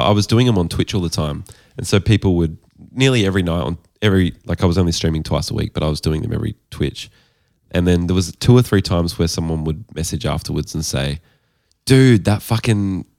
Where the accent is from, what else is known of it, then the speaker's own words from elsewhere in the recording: Toronto, Ontario, Canada; I'm from Toronto.